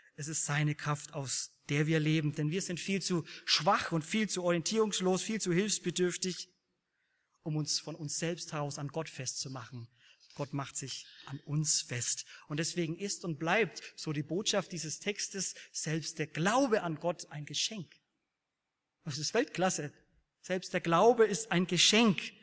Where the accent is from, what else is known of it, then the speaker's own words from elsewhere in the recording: Bavaria, Germany; Ich komme aus Bayern